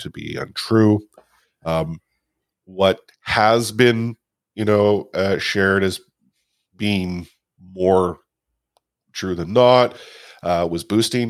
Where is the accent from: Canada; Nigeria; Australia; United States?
Canada; a older generation Canadian, you know, Caucasian guy